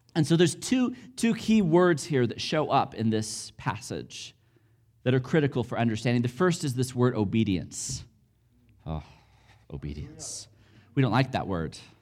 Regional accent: United States; I'm American

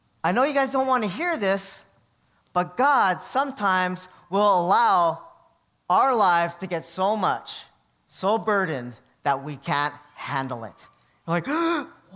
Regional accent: Hawaii, United States; growing up in Hawaii

